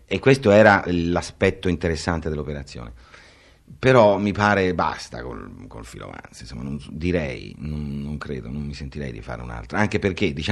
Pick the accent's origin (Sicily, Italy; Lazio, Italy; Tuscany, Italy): Tuscany, Italy; near Grosseto; anche Grosseto, meglio, io sono nata nei paraggi.